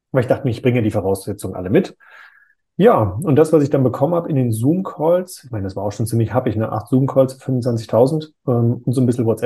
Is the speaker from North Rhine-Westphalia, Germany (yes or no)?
yes; North Rhine-Westphalia, Germany; Ich komme ja ursprünglich aus NRW. Da sagt man, das passt wie Arsch auf Eimer.